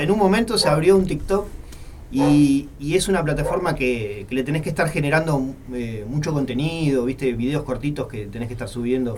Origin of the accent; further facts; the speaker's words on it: Santa María, Montevideo, Uruguay; Yo soy de Santa María, como para el lado de, del Semboa